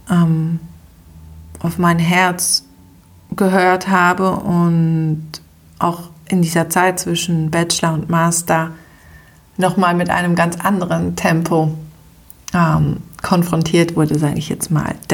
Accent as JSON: {"language": "German", "country": "Switzerland", "said": "habe das Abitur oder bei uns in der Schweiz die Matura auch äh, geschafft"}